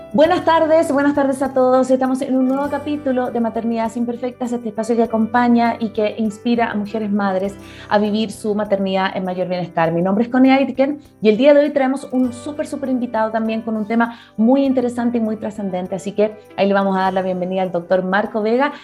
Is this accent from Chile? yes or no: yes; Chile; now in Ecuador; yo soy chilena